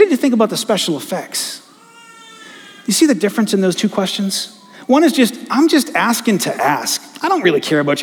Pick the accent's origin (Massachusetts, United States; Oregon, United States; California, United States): Massachusetts, United States; Attleboro; I grew up in Attleboro